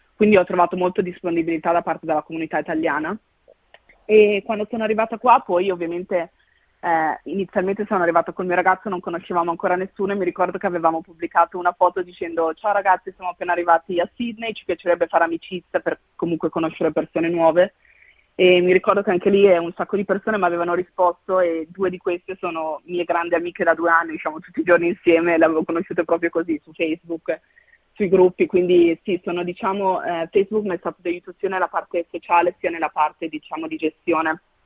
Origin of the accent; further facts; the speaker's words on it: Mantua, Lombardy, Italy; now in Australia; io sono di Mantova